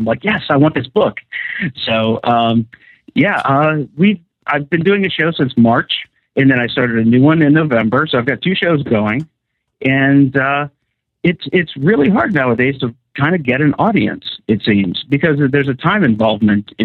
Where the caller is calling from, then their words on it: Chicago, Illinois, United States; I'm calling you from Chicago at this moment